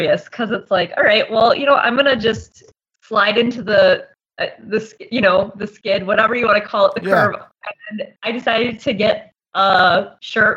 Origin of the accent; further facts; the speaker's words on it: Appleton, Wisconsin, United States; also born or lived in Calumet County, Wisconsin; I've lived in Appleton my entire life. I grew up in Outer Game County, but my whole adult life pretty much has been in Calumet County.